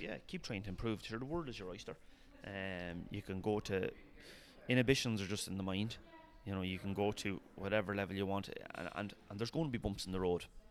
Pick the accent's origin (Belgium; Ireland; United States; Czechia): Ireland; Longwood, Leinster; this is Longwood. Like yeah, village of three hundred people